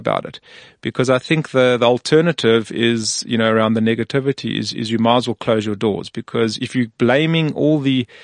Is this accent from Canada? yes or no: no; South Africa; we're from South Africa or Africa